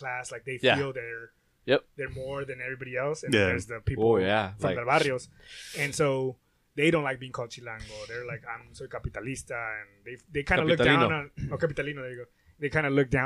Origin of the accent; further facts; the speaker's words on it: Los Angeles, California, United States; also born or lived in Puebla, Mexico; I'm from California, Los Angeles, blah, blah. My family's from Mexico